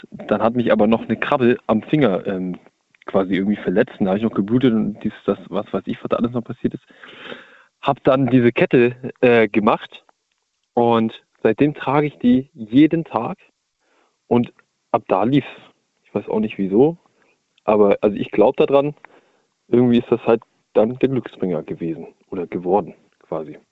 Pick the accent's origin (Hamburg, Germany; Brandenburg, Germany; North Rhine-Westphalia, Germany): Hamburg, Germany; Hamburg area, Germany; moved away; ich komme aus der Ecke Hamburg